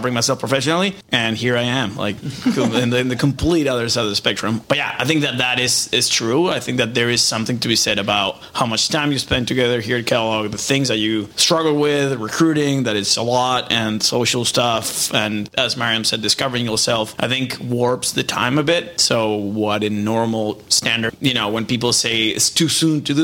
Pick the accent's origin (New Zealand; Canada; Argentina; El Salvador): Argentina; moved away as an adult; now in United States; I am from Argentina